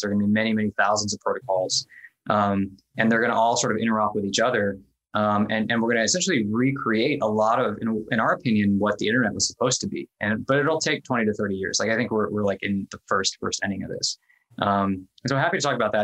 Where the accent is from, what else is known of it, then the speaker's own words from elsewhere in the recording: Midwest, United States; moved away as an adult; also born or lived in India / Kentucky / Ohio; I grew up, I was born in India. I grew up mostly in the Midwest, like Kentucky and Ohio